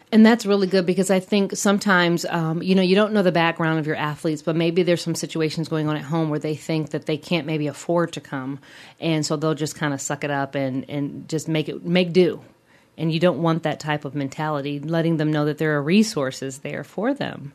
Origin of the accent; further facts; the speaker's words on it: Midwest, United States; a fellow Midwesterner